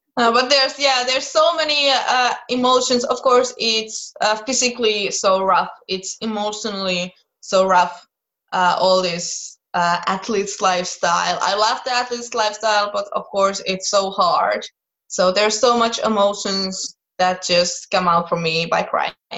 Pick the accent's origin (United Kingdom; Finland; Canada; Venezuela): Finland; I was raised in Finland. I was born in Finland. I've been here my whole life